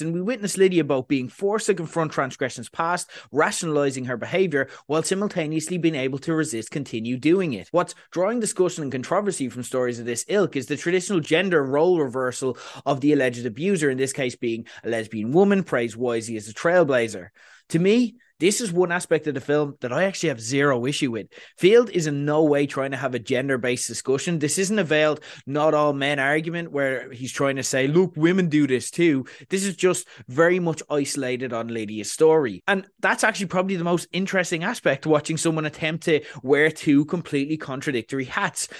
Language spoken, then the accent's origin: English; Ireland; we're Irish